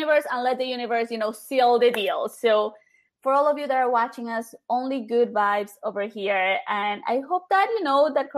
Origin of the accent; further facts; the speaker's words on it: Colombia; moved away; I grew up in Colombia